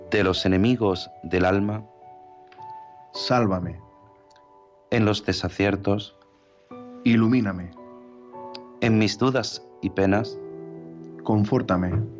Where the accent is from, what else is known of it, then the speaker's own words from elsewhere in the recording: Ukraine; Spanish is a second language; no, no, yo soy ucraniana. Yo soy ucraniana, mi familia es rusa también, mis padres, uno es ruso, otro ucraniano